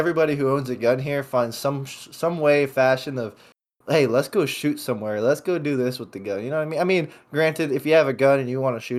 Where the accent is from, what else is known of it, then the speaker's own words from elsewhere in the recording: Dallas, Texas, United States; And what's weird is I come from Dallas, right?